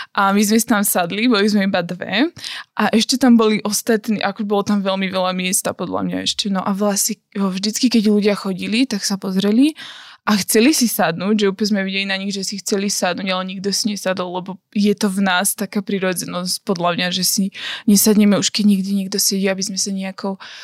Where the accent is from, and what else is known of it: Slovakia; also born or lived in Uganda